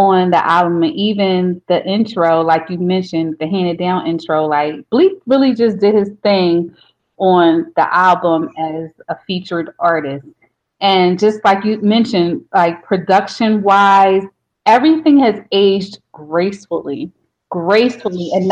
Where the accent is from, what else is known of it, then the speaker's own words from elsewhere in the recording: Philadelphia, Pennsylvania, United States; I'm from South Philly, just like Beans is